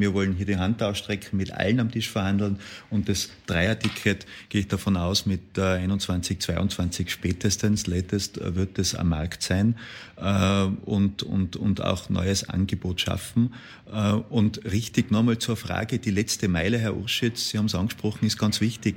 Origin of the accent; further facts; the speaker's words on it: Tyrol, Austria; aus meinem Heimatland Tirol